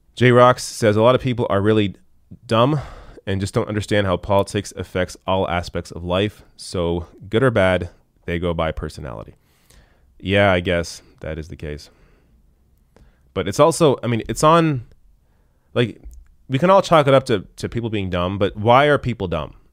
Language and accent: English; Canada; as a Canadian who lives under a single payer system